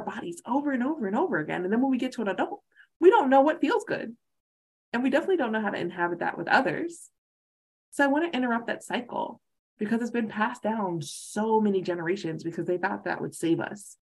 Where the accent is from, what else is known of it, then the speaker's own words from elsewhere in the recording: the South, United States; And I'm a recovering Baptist, so I'm from the South. I used to be in church every Sunday and Wednesday